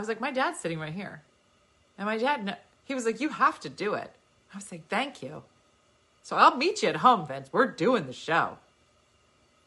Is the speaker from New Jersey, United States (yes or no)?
yes; New Jersey, United States; we're from Jersey